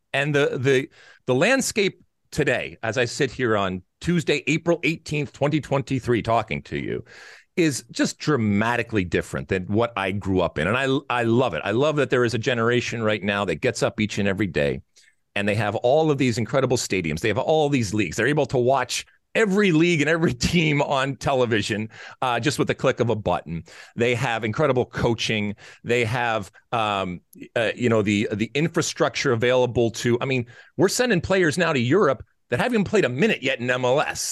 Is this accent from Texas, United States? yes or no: no; Detroit, Michigan, United States; now in Los Angeles, United States; I grew up in Detroit. Uh, I grew up, uh, in the suburbs of Detroit